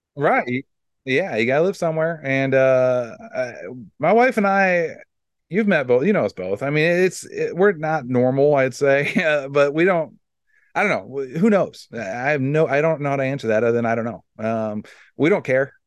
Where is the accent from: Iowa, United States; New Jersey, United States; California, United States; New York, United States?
Iowa, United States; I'm from Iowa